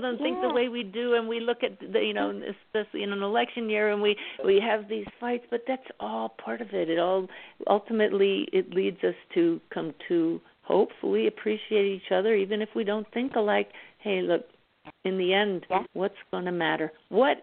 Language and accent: English; Pennsylvania, United States; I grew up in Pennsylvania, so I know the Poconos very well